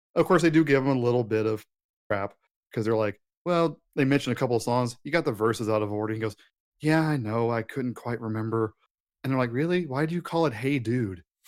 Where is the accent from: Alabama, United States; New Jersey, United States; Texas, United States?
Texas, United States; as a Texan